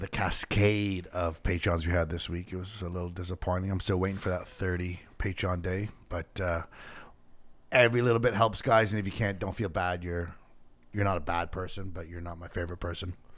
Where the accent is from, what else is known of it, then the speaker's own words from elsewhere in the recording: Canada; a Canadian entertainer